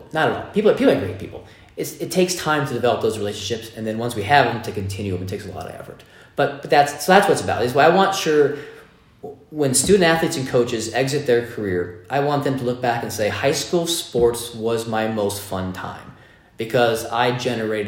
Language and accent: English; East Bay, California, United States; now in Las Vegas, United States; I'm a Bay Area kid, okay? So I grew up in the East Bay of California